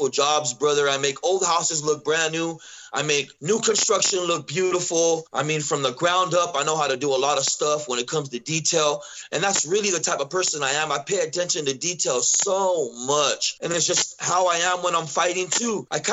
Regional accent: Southern California, United States; now in Idaho, United States; I grew up in California like that, Southern California

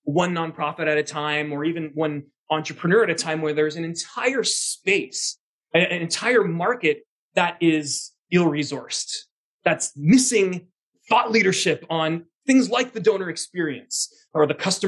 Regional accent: Canada; as a Canadian citizen myself

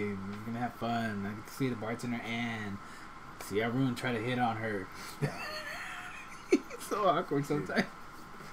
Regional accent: Davenport, Iowa, United States; I grew up in Davenport

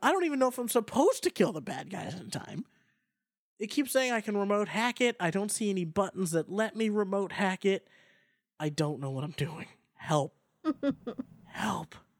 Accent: Boston, Massachusetts, United States; moved away; It's in my hometown, and then it's an excuse to go home if I'm not home already.

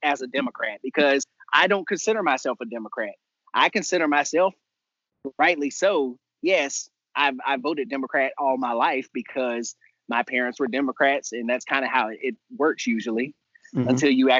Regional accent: Texas, United States; I am Texan born and raised. I am from this state

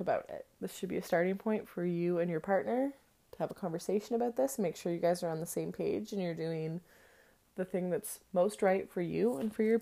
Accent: Canada; I'm Canadian

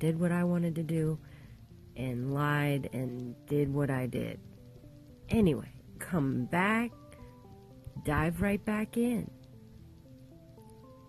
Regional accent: Round Lake, Illinois, United States; the Church of Christ that I was raised in Round Lake, Illinois

